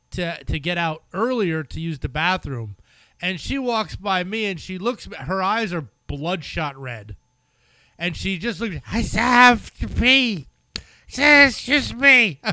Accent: Denmark; English is a second language; look, I am from Denmark. I'm a Danish.

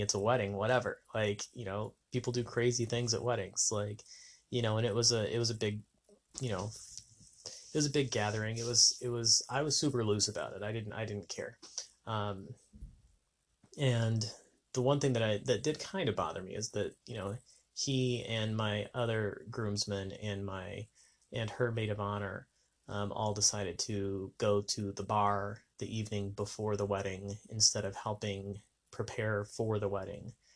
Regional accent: New Mexico, United States; moved away as an adult; also born or lived in Las Vegas; my hometown in New Mexico

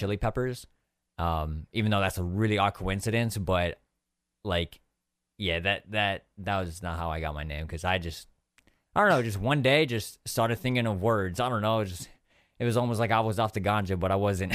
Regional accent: San Diego, California, United States; I grew up in, uh, California, like in San Diego for my whole life

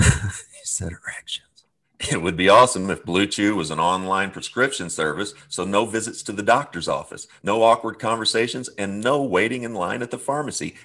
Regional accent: Midwest, United States; growing up in the Midwest.

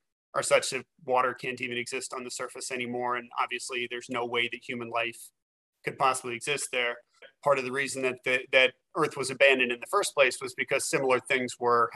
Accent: West Virginia, United States; I grew up in West Virginia in pretty rough circumstances

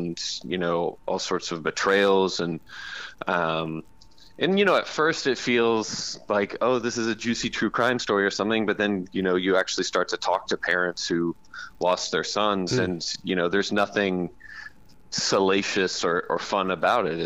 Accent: the South, United States; I'm from the South

